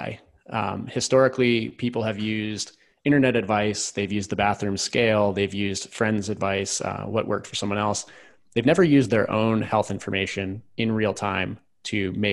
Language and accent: English; rural Virginia, United States; I grew up in rural Virginia, about an hour south of Washington, D.C.